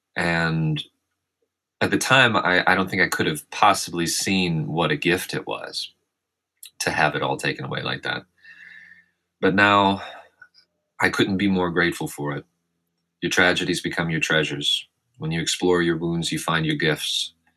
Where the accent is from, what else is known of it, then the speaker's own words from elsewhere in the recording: Arkansas, United States; moved away as an adult; also born or lived in California; born and raised in Arkansas